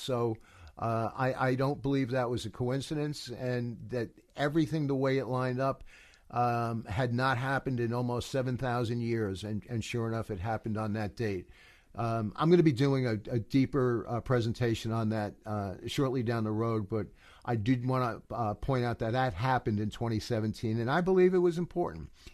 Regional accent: United States; I'm from America

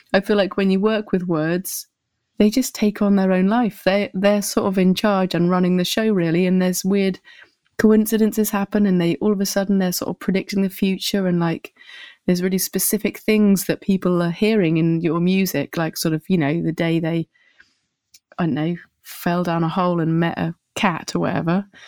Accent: Winchester, South East England, United Kingdom; moved away as an adult; also born or lived in Bristol; now in Paris, France; I grew up in a place called Winchester

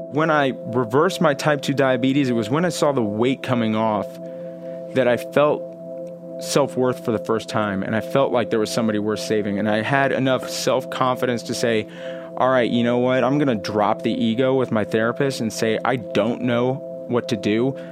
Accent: Houston, Texas, United States; moved away as an adult; also born or lived in Austin, Texas; now in California, United States; born in Houston, um, and lived in Houston until I was about, uh, fourteen

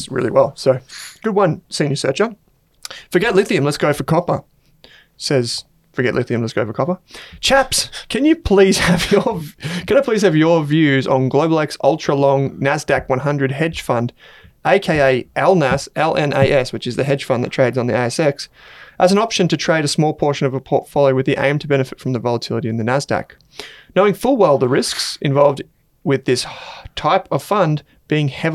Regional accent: Australia; accent: ocker; you probably tell that from my ochre accent.

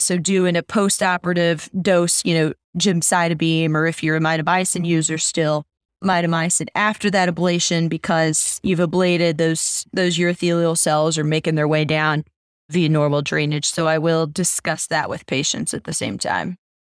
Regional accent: Missouri, United States; I'm from Missouri, where, we're known as the show me state

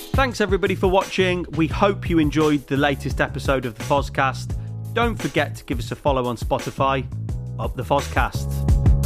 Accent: Leamington Spa, West Midlands, United Kingdom; we are from Leamington

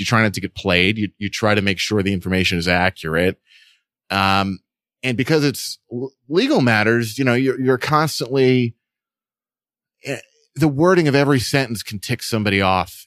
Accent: New York, United States; also born or lived in Boston; I'm from New York, but, you know, I was in Boston

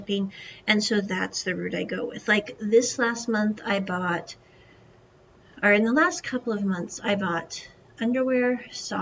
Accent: United States; moved away as an adult

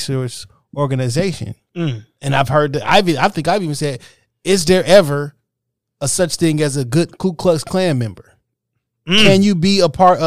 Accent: United States; I am benefiting as an American, because we American.

